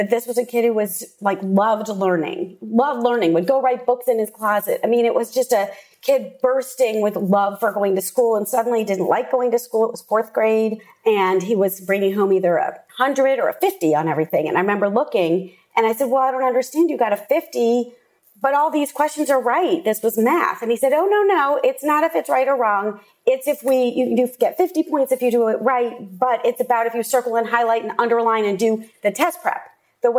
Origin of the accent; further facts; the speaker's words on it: Washington, District of Columbia, United States; moved away as an adult; now in Austin, United States; I grew up in the Washington, D.C. area. I spent, you know, essentially the first 30 years of my life there